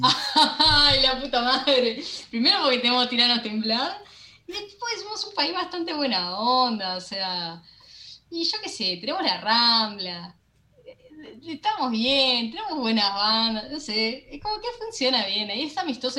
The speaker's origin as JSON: {"language": "Spanish", "country": "Uruguay", "said": "somos un país buena onda, lo que tenemos que, para mí está de menos, es como que eh, el uruguayo es como medio, no baila desquiciado como el argentino"}